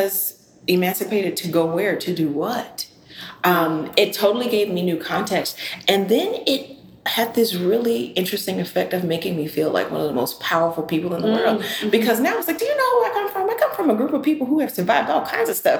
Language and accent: English; Georgia, United States; growing up in Georgia